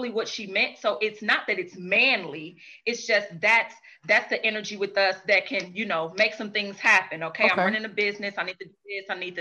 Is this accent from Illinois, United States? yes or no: no; St. Louis, Missouri, United States; I'm from St. Louis